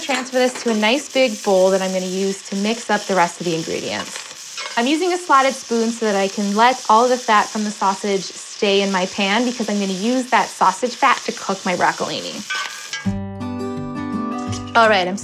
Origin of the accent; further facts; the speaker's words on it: Chicago, Illinois, United States; moved away as an adult; also born or lived in New York; now in North Dakota-Minnesota border, United States; Pizza Friday is a tradition that I grew up with in Chicago